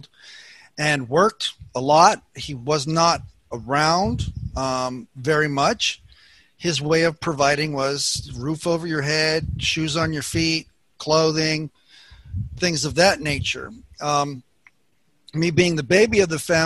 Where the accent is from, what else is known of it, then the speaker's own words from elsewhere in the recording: Southern California, United States; I was born here in Southern California and was the baby of the family